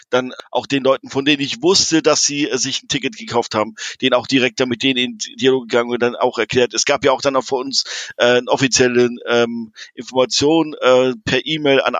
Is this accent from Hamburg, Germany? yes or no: yes; Hamburg, Germany; Also als Hamburger, es war super geiles Wetter, oder?